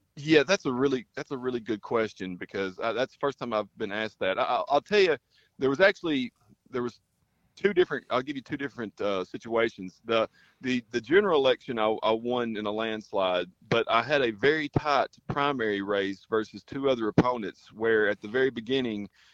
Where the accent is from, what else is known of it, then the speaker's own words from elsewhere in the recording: Perry County, Tennessee, United States; also born or lived in Bloomington, Indiana; in the school system here, where I grew up in Perry County